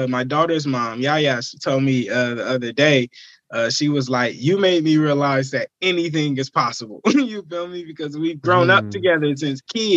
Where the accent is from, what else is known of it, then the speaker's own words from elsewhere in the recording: Vallejo, California, United States; it's just where I'm from. It's where I've gained all my experience and my knowledge, and where I've experienced life